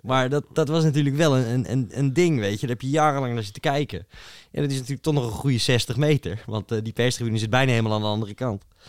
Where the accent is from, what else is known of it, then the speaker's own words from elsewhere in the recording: Netherlands; als buitenstaande, als Nederlander